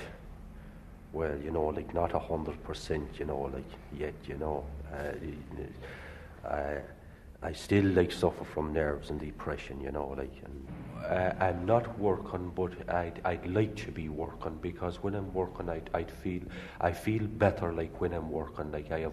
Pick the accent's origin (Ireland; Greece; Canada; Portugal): Ireland; Leitrim, Connacht; also born or lived in Birmingham; now in Dublin, Ireland; I'm from Leitrim, and I came here about 10 years ago. I came from Birmingham